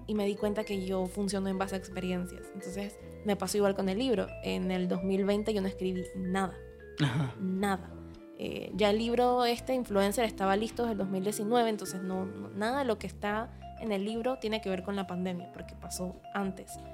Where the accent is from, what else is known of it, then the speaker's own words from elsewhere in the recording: Panama; soy escritora panameña